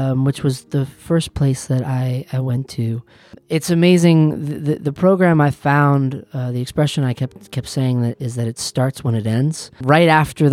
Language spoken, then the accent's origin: English; Western Massachusetts, United States; I'm from Western Massachusetts, and I am a musician